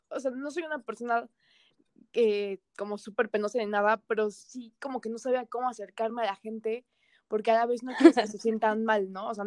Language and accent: Spanish; Toluca, State of Mexico, Mexico; soy de Toluca, estaba en Ciudad de México por que estaba en centro y ahorita que estamos en cuarentena, pues volví a Toluca